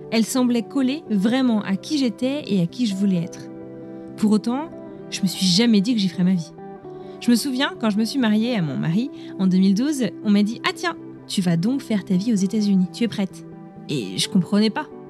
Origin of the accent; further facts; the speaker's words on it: France; now in United States; je suis française et américaine mariée à un Américain